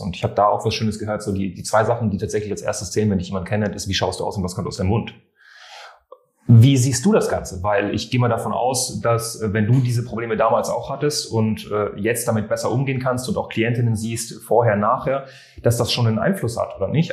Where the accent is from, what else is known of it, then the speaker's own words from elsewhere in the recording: France; ich bin Franzose